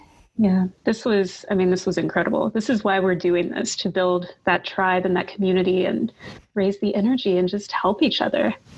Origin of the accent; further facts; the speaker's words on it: Kentucky, United States; I'm from Kentucky